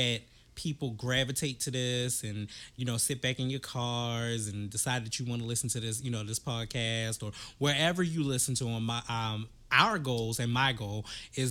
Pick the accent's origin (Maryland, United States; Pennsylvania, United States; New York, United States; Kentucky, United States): Maryland, United States; Baltimore; I'm from Baltimore.